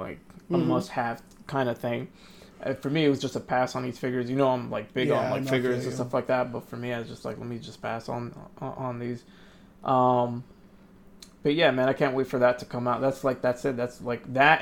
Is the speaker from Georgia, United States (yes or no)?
no; New Jersey, United States; We're from Jersey